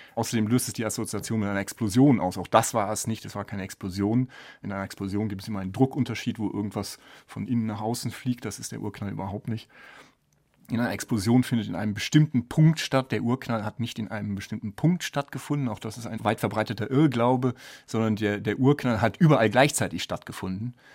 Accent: Düsseldorf, North Rhine-Westphalia, Germany; moved away as an adult; also born or lived in Bonn / Sydney, Australia / St Andrews, Scotland / Edinburgh, Scotland; now in Garching, Germany; Ich komme ursprünglich aus Düsseldorf

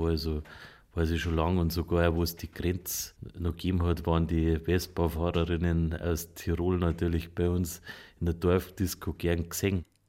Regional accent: Oberaudorf, Bavaria, Germany; ich bin aus Oberaudorf in Bayern

